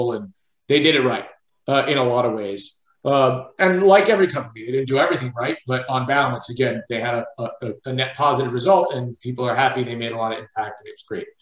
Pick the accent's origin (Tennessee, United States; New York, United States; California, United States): California, United States; Los Angeles; I grew up in Los Angeles. I grew up in Hollywood